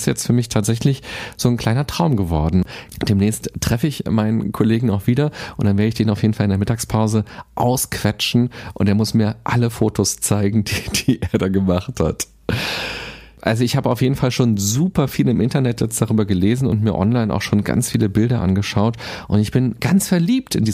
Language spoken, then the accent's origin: German; Berlin, Germany; Aber so geht es selbst mir als Berliner. Ich habe auch noch nicht alles gesehen.